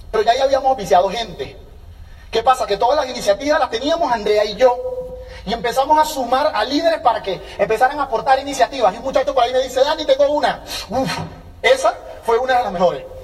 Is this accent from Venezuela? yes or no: yes; Venezuela; now in United States; Hola colombiano. Ah, sí, yo soy venezolano, somos vecinos, ¿cómo estás?